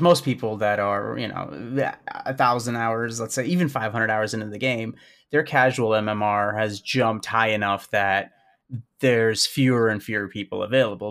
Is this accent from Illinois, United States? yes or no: yes; Chicago, Illinois, United States; I'm from Chicago, born and raised